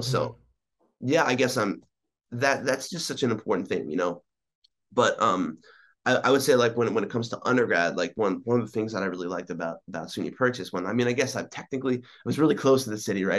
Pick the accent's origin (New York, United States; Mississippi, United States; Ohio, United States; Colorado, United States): New York, United States; East Meadow; I was born in on Long Island, um, and I grew up primarily in a town called East Meadow